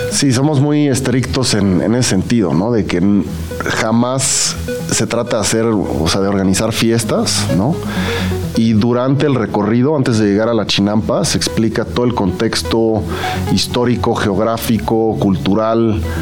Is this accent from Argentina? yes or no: no; Mexico City, Mexico; yo como chilango tengo, tenía el Xochimilco de las trajineras